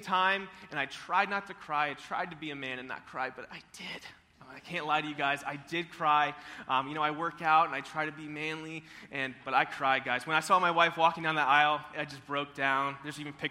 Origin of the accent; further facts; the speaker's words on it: Tallahassee, Florida, United States; moved away; I'm originally from Tallahassee, Florida